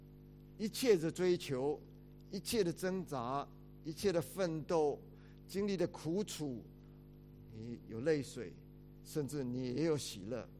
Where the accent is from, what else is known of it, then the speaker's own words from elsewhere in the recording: China; 我们中国人常常爱讲一句话，说怎么样？人不自私，下一句怎么样？天诛地灭。